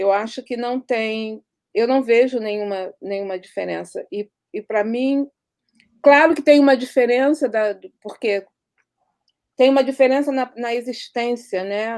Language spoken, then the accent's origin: Portuguese; Rio de Janeiro, Brazil; onde eu cresci na Vila Aliança